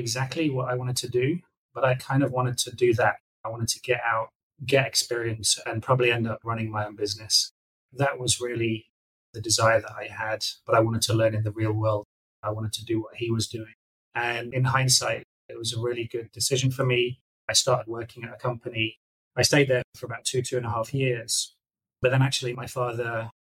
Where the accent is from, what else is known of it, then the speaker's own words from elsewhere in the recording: Nottingham, East Midlands, United Kingdom; moved away as an adult; I grew up in Nottingham in England, so I lived there for the first 30 years of my life.